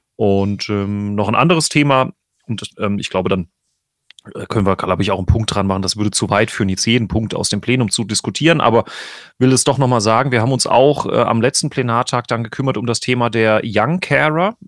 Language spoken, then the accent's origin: German; Gebroth / Winterburg parish, Rhineland-Palatinate, Germany; aus meiner Heimatgemeinde